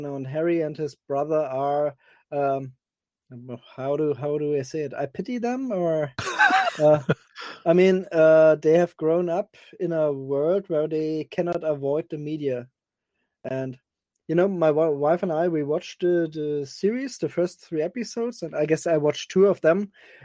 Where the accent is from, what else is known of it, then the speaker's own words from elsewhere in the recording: Cologne, North Rhine-Westphalia, Germany; I'm from Germany, I'm more exactly from Cologne